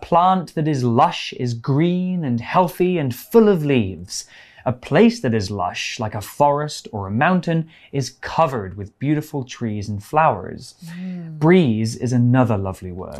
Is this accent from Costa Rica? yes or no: no; England, United Kingdom; I'm from England where it rains every day.